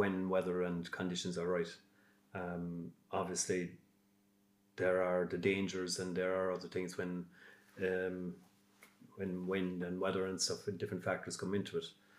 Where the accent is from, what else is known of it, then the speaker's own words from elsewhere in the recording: Baltimore, Munster, Ireland; from Baltimore